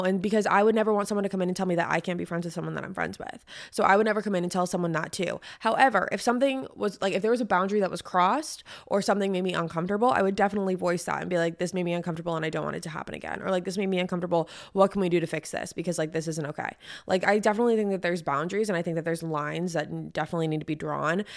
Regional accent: San Diego, California, United States; I'm from San Diego

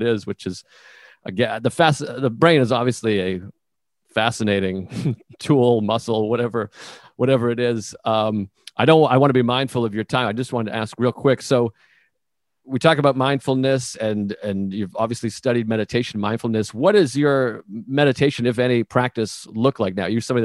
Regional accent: United States; as an American

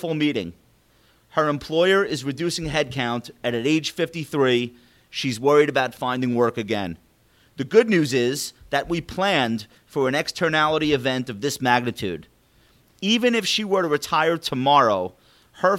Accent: Long Island, New York, United States; accent: Long Island; my Long Island accent

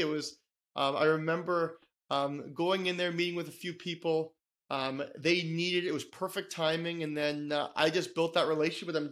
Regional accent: Toronto, Ontario, Canada; born and raised in Toronto, Canada

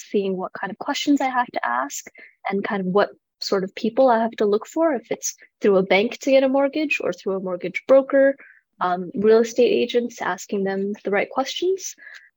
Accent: Vancouver, British Columbia, Canada; moved away as an adult; now in Calgary, Canada; I'm originally from Vancouver

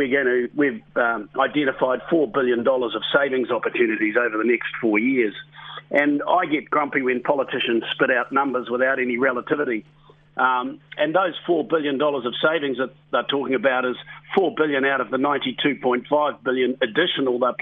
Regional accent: New Zealand; we are proud Kiwis

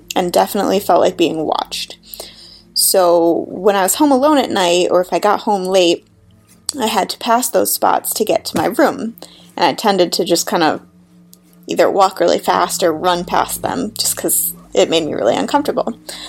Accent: south of Buffalo, Western New York, United States; now in Portland, United States; I'm calling from Portland, Oregon, but I'm originally from Western New York, just about south of Buffalo

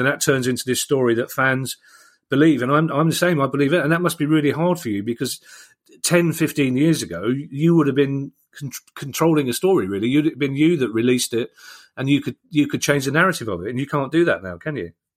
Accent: London, United Kingdom; how proud I am of, of, of London and being a Londoner, especially being a South Londoner

